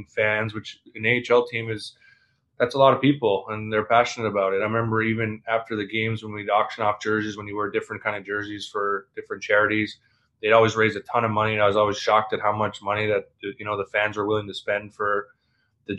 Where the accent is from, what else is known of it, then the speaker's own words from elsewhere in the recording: Newfoundland and Labrador, Canada; also born or lived in Iowa / Saskatchewan / Maine; now in Southern California, United States; I'm from Newfoundland, lived in Iowa, lived in Saskatchewan, lived in Maine